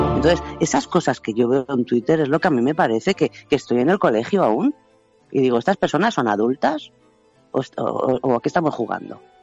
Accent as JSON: {"language": "Spanish", "town": "Madrid", "region": "Community of Madrid", "country": "Spain", "moved": "yes", "lives_now": "Valencia, Spain", "said": "yo soy madrileña, aunque vivo en Valencia, mi familia, todos somos de Madrid"}